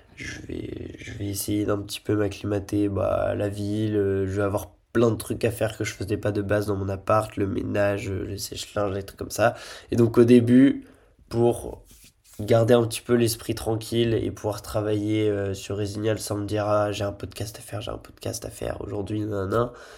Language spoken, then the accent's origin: French; Lille, Hauts-de-France, France; moved away as an adult; also born or lived in Nice; je suis lillois de base